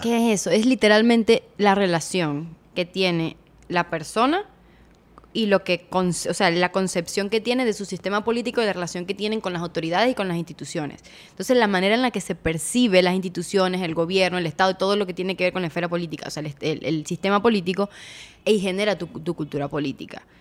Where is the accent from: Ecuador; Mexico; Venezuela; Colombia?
Venezuela; todos somos venezolanos